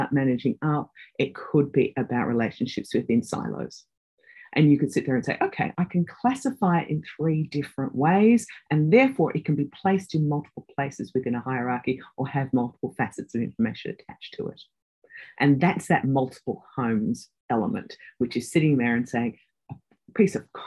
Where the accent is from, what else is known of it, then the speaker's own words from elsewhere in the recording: Australia; moved away as an adult; also born or lived in United Kingdom; I'm an Australian.